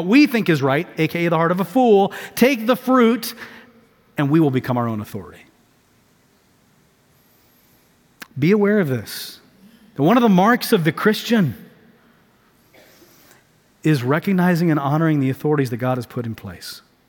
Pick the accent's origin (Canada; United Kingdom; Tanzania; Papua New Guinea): Tanzania; also born or lived in Houston; I grew up in East Africa. I was born in Houston, 5 years old. My family, we moved to Tanzania, East Africa. So sub-Saharan East Africa, East Coast.